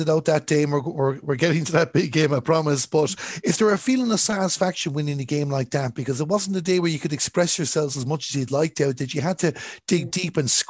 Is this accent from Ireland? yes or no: yes; Galway, Connacht, Ireland; I'm from Galway